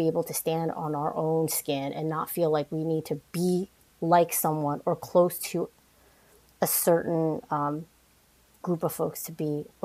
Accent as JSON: {"language": "English", "region": "New York", "country": "United States", "tie": "born or raised there", "said": "And obviously, growing up in New York, you're exposed to all different types of people."}